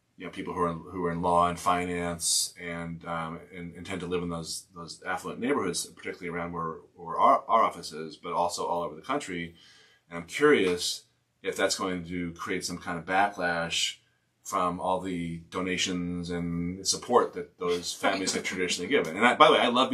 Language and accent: English; Newton, Massachusetts, United States; when I was growing up outside of Boston, Newton, Mass, up, you know, two miles away from Boston College